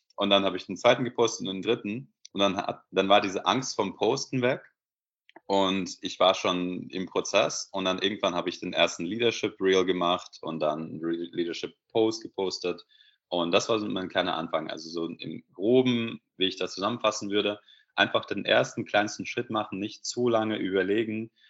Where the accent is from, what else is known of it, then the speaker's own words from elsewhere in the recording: Belarus; German is a second language; moved away as an adult; now in Germany; ich komme ursprünglich aus Weißrussland, äh, Belarus, und bin in Deutschland seit circa zehn Jahren